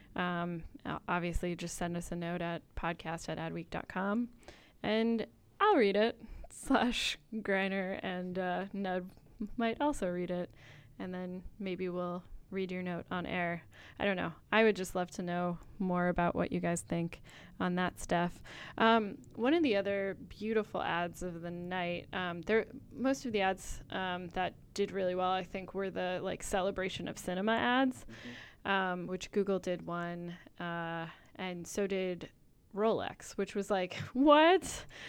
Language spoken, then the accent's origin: English; Rhode Island, United States; I'm from Rhode Island